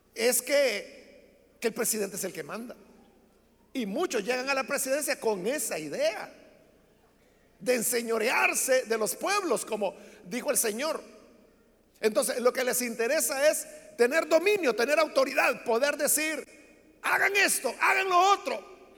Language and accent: Spanish; El Salvador; entonces quizás no soy salvadoreño